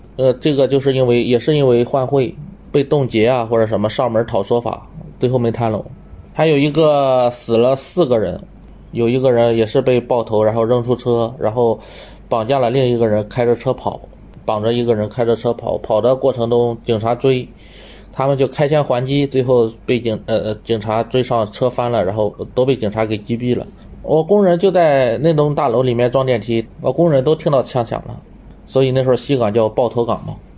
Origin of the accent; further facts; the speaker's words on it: Shandong, China; moved away as an adult; also born or lived in Taizhou, Jiangsu; now in Cambodia; 本身我老家是山东的，我当时是在江苏泰州上班